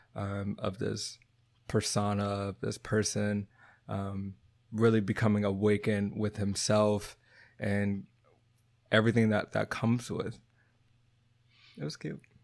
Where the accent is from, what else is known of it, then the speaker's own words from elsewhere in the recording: Texas, United States; moved away; also born or lived in Virginia / Boston; I'm from Texas, but I was from the city